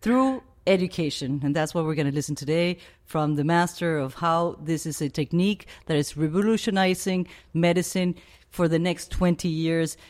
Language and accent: English; Venezuela; moved away; I grew up in the Amazon, in the Venezuelan Amazon